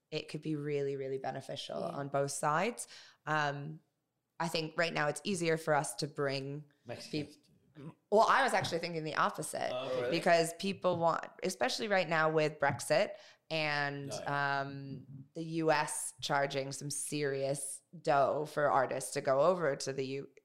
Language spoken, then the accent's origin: English; Mexico; English is a second language; Uh, so when we're from Mexico.